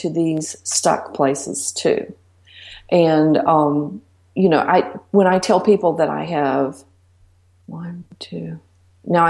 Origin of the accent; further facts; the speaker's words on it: Blue Ridge Mountains, United States; I'm from the mountains. I'm from the Blue Ridge Mountains. And, you know, we say ain't. That's what we do. We say reckon